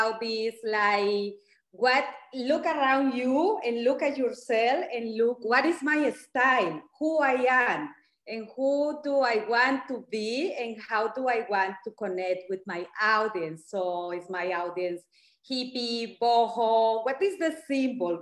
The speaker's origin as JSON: {"language": "English", "town": "Cali", "region": "Valle del Cauca", "country": "Colombia", "tie": "born or raised there", "also_born_or_lived": "Bogota, Colombia / Berlin, Germany", "moved": "as an adult", "said": "I started modeling in my hometown, Cali, Colombia."}